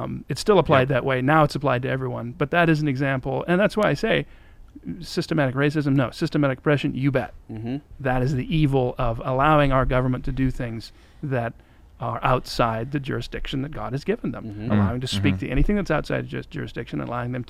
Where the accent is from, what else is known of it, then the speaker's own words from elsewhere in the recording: South Dakota, United States; I grew up in South Dakota where we have a very, very small black population